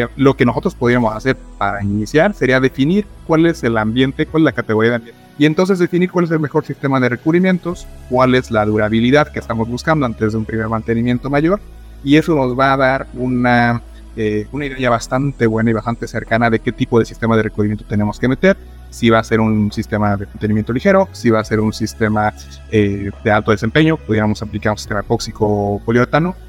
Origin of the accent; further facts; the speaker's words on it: San Luis Potosí, Mexico; now in Mexico City, Mexico; soy originario de San Luis Potosí, pero estoy viviendo actualmente en Ciudad de México